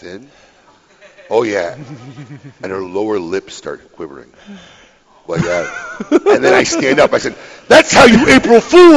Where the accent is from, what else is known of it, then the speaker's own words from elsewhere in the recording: Illinois, United States; Illinois, my home state, land of Lincoln